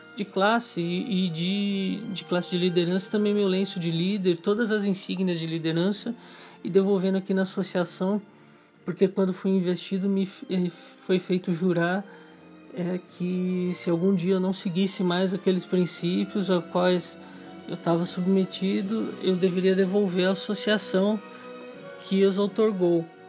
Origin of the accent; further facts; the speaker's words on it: Brazil; como todo brasileiro